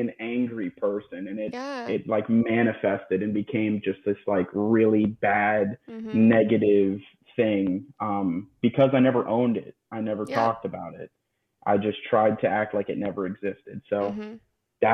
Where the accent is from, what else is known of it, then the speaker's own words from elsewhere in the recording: South Florida, United States; So I am 27, born and raised in South Florida.